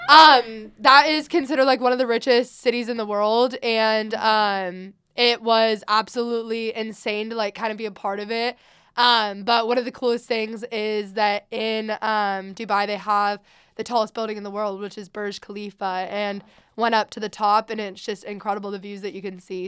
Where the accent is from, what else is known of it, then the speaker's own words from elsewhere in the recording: Sacramento, California, United States; I am from Sacramento